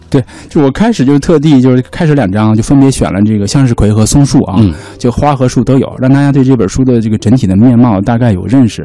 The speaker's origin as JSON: {"language": "Chinese", "region": "Northwest China", "country": "China", "said": "我们那边就是因为四，古代可以说为西北苦寒之地吧"}